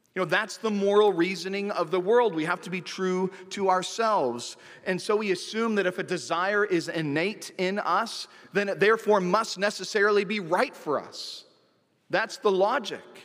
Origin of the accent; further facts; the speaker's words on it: Santa Cruz, California, United States; my hometown of Santa Cruz, California